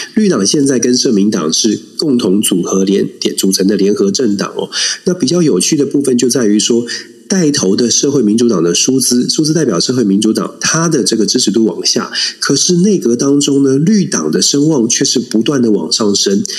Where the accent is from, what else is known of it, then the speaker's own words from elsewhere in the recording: Taiwan; 我们台湾真的可以团结起来